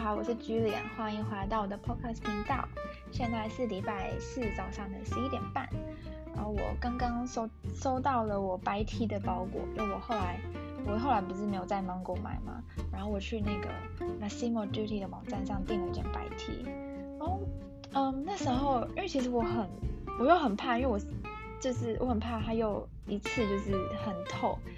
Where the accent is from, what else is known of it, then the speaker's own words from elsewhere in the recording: Taiwan; moved away; also born or lived in Germany; 你是台湾人吗？然后我就说，哦，对